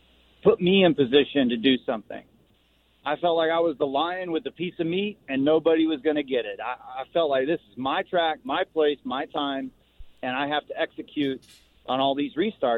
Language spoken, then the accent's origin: English; Las Vegas, Nevada, United States; win at my hometown track.